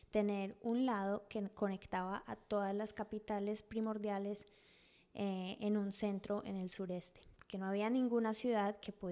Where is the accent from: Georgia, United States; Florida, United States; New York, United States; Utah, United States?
Georgia, United States; Atlanta; cuando me crié acá en Atlanta